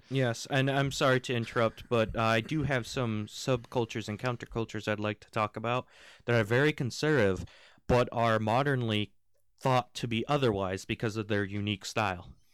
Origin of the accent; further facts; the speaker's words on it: United States; also born or lived in United Kingdom; I am American. I'm half American, half British